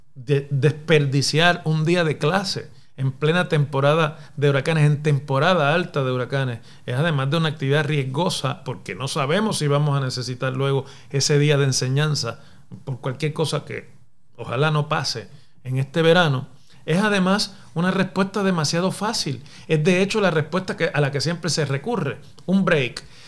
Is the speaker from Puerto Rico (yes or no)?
yes; Mayagüez, Puerto Rico; Mayagüez, mi ciudad natal en el oeste de Puerto Rico